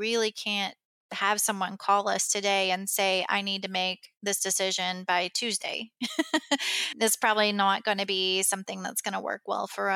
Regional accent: Kentucky, United States; I came back to my hometown and opened it

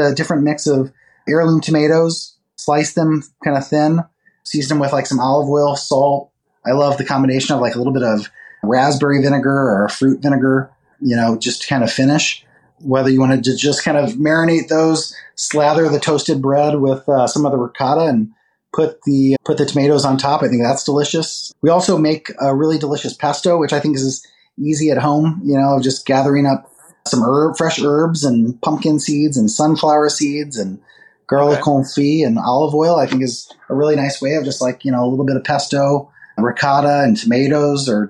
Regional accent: St. Louis, Missouri, United States; moved away as an adult; also born or lived in San Francisco / New York; where I grew up in St. Louis

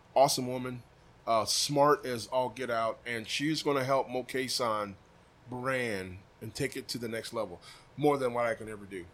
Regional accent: Des Moines, Iowa, United States; I'm from Iowa

